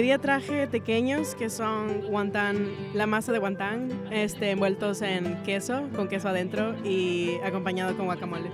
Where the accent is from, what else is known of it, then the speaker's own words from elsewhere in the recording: Puerto Rico; moved away; Y yo me crié en Puerto Rico